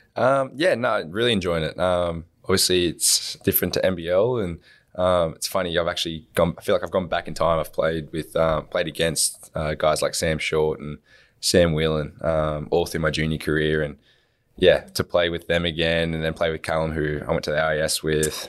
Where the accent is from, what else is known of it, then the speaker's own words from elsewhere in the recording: Wollongong, New South Wales, Australia; growing up in Wollongong